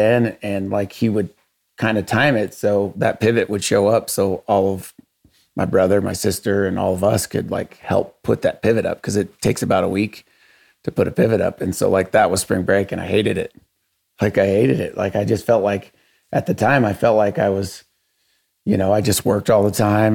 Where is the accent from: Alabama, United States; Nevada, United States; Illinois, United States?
Nevada, United States; Dyer; also born or lived in Oregon; I grew up in Dowers, Nevada. We moved here when I was 5. We moved down from Oregon.